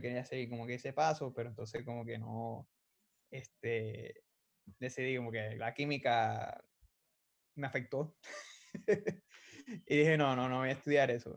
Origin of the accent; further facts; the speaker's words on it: Arecibo, Puerto Rico; moved away as an adult; also born or lived in San Juan, Puerto Rico; now in Arizona, United States; Pues yo soy de Arecibo, Puerto Rico. Eh, yo nací en San Juan, pero nos criamos, yo toda mi, toda mi vida me crié en Arecibo, solo que soy arecibeño puro